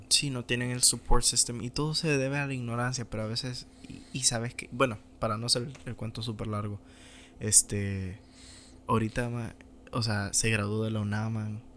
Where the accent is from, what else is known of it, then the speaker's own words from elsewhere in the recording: Honduras; moved away as an adult; no sé qué sería mi vida si me hubiera quedado en Honduras